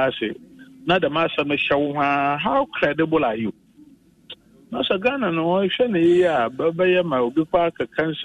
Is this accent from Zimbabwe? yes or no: no; Ghana; as a Ghanaian and as a citizen